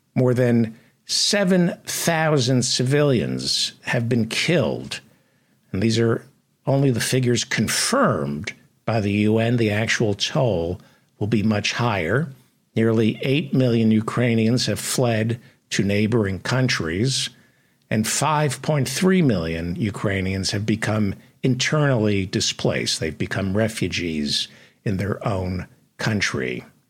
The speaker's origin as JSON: {"language": "English", "town": "New York City", "region": "New York", "country": "United States", "tie": "born or raised there", "said": "I wasn't a black kid growing up in Brooklyn"}